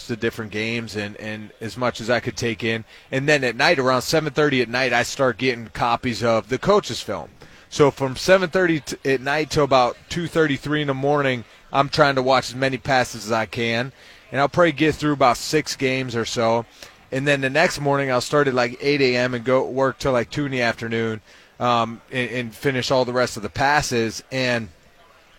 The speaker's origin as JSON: {"language": "English", "town": "Pittsburgh", "region": "Pennsylvania", "country": "United States", "moved": "yes", "lives_now": "Ohio, United States", "said": "I'm from Pittsburgh"}